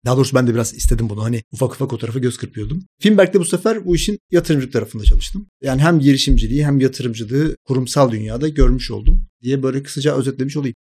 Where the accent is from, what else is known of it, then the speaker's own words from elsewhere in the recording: Ankara, Turkey; moved away as an adult; now in Istanbul, Turkey; 1984 Ankara doğumluyum. Ankara'da çalışmaya başladım yaklaşık bir 10 sene boyunca.